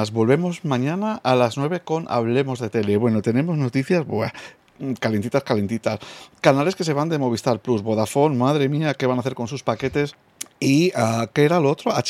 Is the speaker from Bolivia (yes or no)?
no; United Kingdom; Spanish is a second language; Soy británico y me, me equivoco